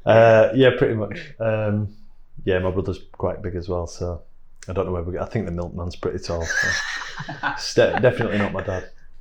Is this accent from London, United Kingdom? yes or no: no; Bradford, Yorkshire and the Humber, United Kingdom; I'm from Bradford, so yeah, grew up in Bradford